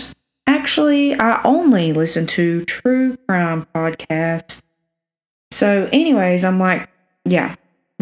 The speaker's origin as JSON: {"language": "English", "region": "South Alabama", "country": "United States", "accent": "cornbread", "said": "I'm from South Alabama, if you can't tell by the cornbread accent."}